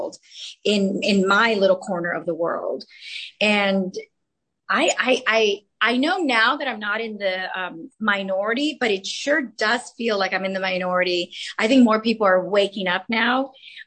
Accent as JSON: {"language": "English", "town": "Los Angeles", "region": "California", "country": "United States", "tie": "born or raised there", "first_language": "Spanish", "second_language": "English", "said": "I grew up in the San Fernando Valley, Arleta, Pacoima area. I went to San Fernando High School and learned Spanish as my first language"}